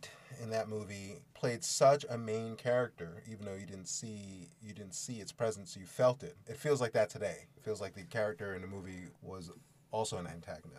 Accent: New York City, New York, United States; When I was a young kid growing up in Brooklyn

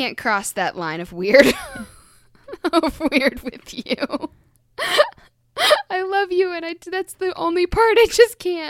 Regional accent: Scotland, United Kingdom

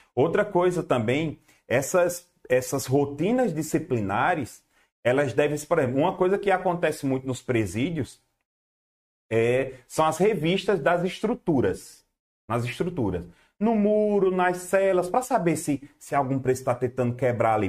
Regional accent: Garanhuns, Pernambuco, Brazil; Eu, sou do Nordeste, rapaz. Eu moro, eu sou de Garanhuns, Pernambuco

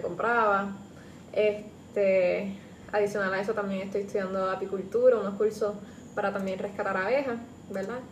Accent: San Juan, Puerto Rico; yo soy de San Juan

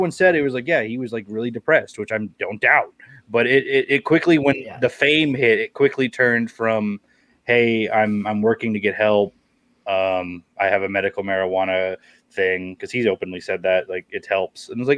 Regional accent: Oklahoma, United States; I'm from Oklahoma

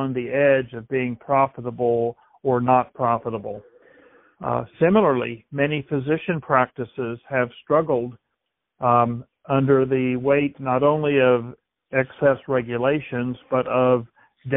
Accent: Mountain Grove, Missouri, United States; I grew up in a small town in south central Missouri, Mountain Grove

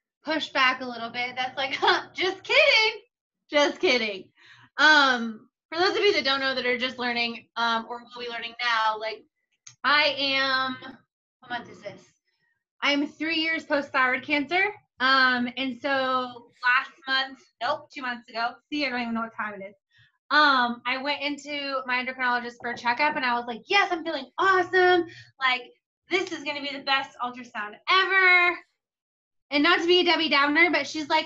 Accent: Indiana, United States; moved away as an adult; now in Austin, United States; I'm originally from Indiana. I've been in Austin for about 12 years

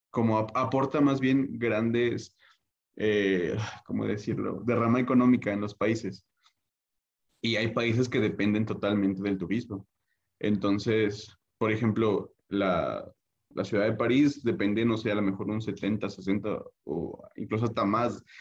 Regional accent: Puebla, Mexico; creo yo que al menos para yo que soy del estado de Puebla, si quieres que te vaya bien, tienes que estar al menos un tiempo fuera, lejos de tu familia o lejos de tu hogar

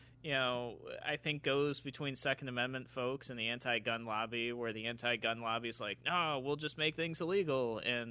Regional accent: Rochester, New York, United States; the town that we are talking about is my hometown, city of Rochester

